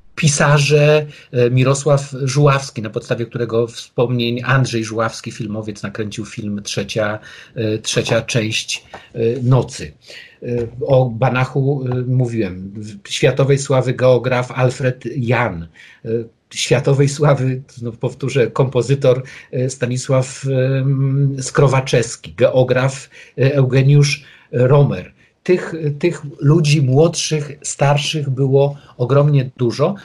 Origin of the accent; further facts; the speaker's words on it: Wrocław, Lower Silesian Voivodeship, Poland; ja jestem wrocławianinem